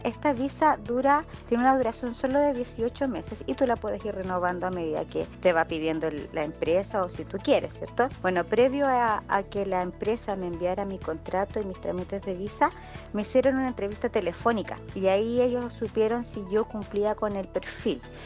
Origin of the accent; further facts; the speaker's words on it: Chile; moved away as an adult; also born or lived in Boston, Massachusetts; soy chilena